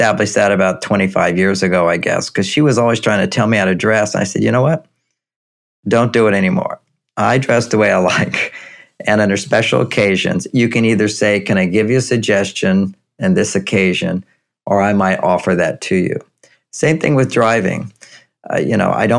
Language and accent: English; Texas, United States; I grew up in Texas